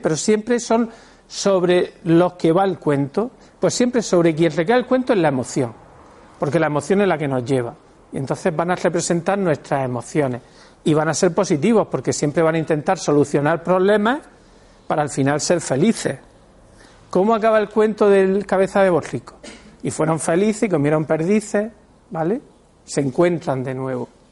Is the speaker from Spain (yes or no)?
yes; Spain; somos españoles